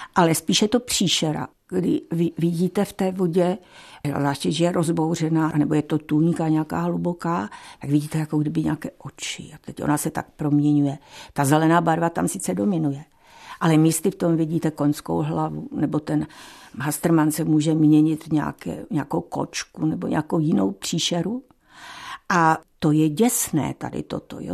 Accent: Frýdlant nad Ostravicí, Moravian-Silesian Region, Czechia; já jsem z Friedlandu nad Ostravicí

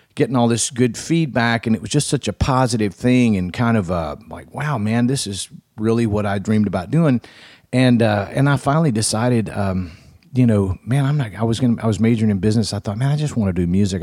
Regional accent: Florence, Alabama, United States; my hometown of Florence, Alabama

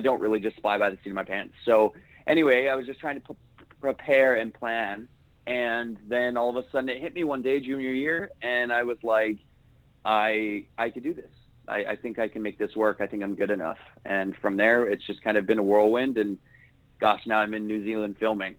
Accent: Salt Lake City, Utah, United States; I am from Salt Lake City, Utah

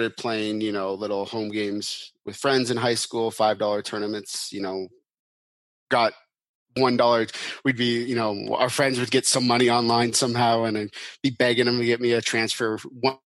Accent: Seattle, Washington, United States; I grew up in Seattle, so that's kind of where I always wanted to go to school

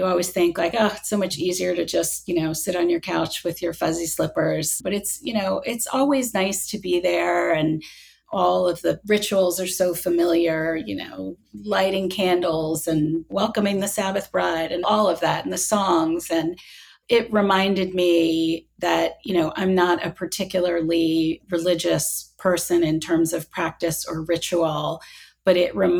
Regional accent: United States; an American Jew

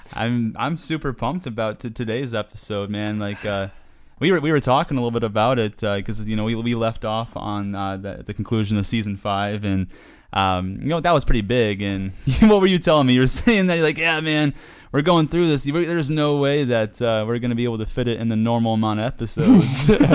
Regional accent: New York, United States; up north, I'm from New York

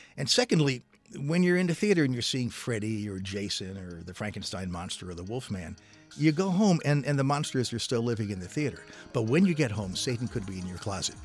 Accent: Silver Spring, Maryland, United States; I grew up in Silver Spring, Maryland

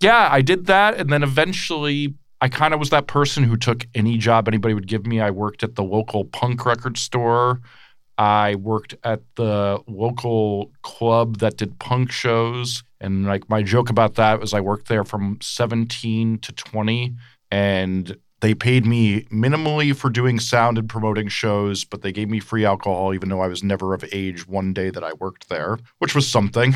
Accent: Montclair, New Jersey, United States; I grew up right outside New York City in Montclair, New Jersey

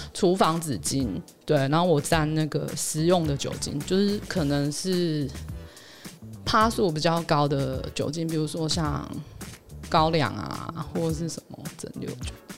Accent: Hualien, Hualien County, Taiwan; 我是花莲的嘛，然后我会关注那边的消息

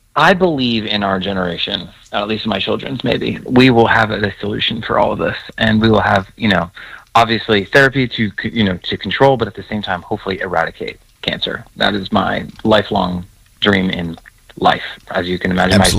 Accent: New York, United States; I grew up in New York

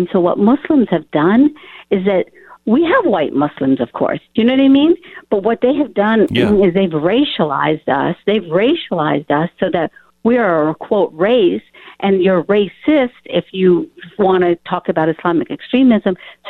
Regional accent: Morgantown, West Virginia, United States; I'm calling you from Morgantown, West Virginia, where I grew up right now.

